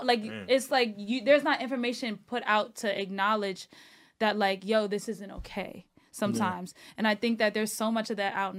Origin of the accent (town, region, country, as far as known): New York City, New York, United States; born or raised there; also born or lived in Fort Greene, Brooklyn / Bed-Stuy, Brooklyn